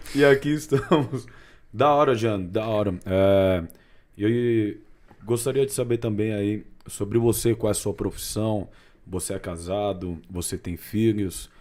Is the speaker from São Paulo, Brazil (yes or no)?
yes; Cunha, São Paulo, Brazil; Lá de Cunha, minha cidade raiz